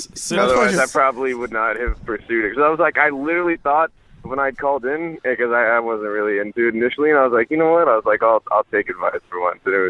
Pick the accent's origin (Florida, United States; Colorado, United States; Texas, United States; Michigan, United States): Texas, United States; I'm from Texas.